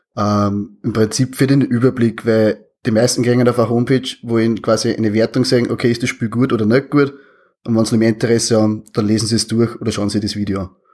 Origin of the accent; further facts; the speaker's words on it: Austria; accent: Austrian dialect